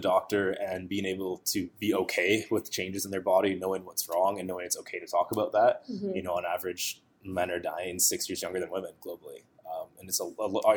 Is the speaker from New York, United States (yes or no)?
yes; Western New York, United States; also born or lived in Ottawa, Canada; now in Toronto, Canada; I was actually born here in Toronto, but I only lived here for like 4 years. And I grew up in Western New York